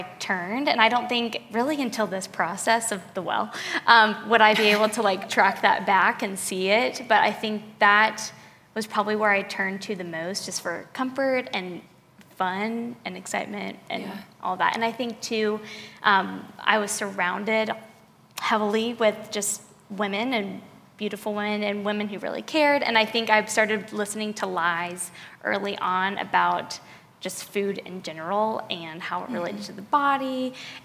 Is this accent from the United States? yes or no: yes; Charlotte, North Carolina, United States; moved away as an adult; also born or lived in Clemson, South Carolina; now in Columbia, United States; I was born in Charlotte, North Carolina. I lived there basically until I went to college.